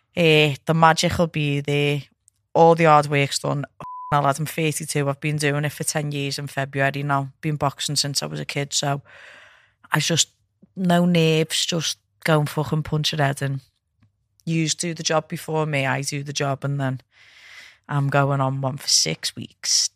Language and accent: English; England, United Kingdom; I'm proud of being from England.